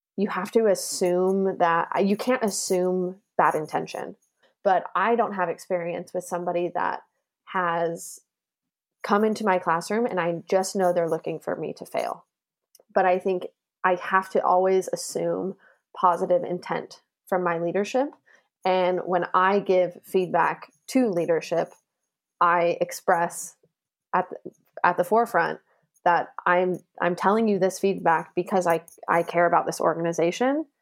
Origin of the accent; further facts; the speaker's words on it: Las Vegas, Nevada, United States; moved away as an adult; also born or lived in Sheffield, England; now in Hamburg, Germany; I'm originally from Las Vegas, Nevada, in the United States